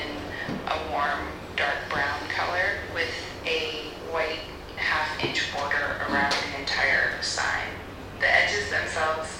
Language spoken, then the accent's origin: English; North Carolina, United States; now in New York, United States; I'm originally from North Carolina